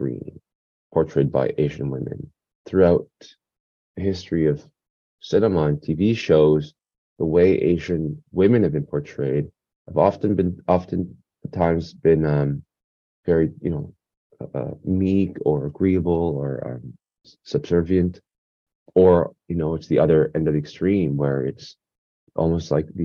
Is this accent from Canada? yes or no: yes; Canada; also born or lived in South Korea; Growing up in Canada in the 90s, a family immigrated